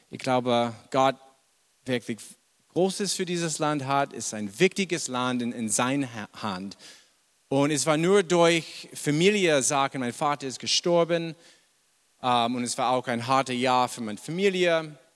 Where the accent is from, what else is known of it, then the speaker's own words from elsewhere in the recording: Boston, Massachusetts, United States; German is a second language; moved away as an adult; now in Germany; vielleicht habt ihr schon bemerkt, ich komme ursprünglich nicht aus Deutschland. Ich bin in Amerika geboren, in Boston. Und ja, habe ich bis mein, weiß es nicht, 30 Jahre da gewohnt.